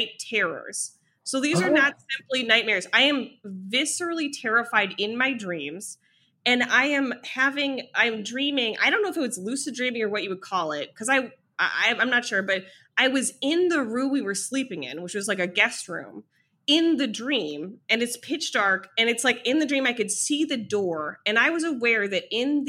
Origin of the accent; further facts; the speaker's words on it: Ohio, United States; moved away; also born or lived in New York; I'm from Ohio, you know, I spent more than a decade in New York.